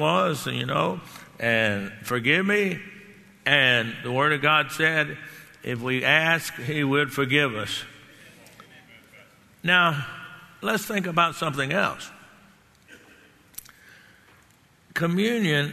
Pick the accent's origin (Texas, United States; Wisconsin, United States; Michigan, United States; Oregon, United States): Texas, United States; I grew up in Texas